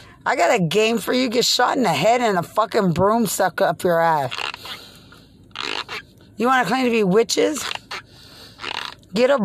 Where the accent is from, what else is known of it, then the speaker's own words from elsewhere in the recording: Lubbock, Texas, United States; I'm from Lubbock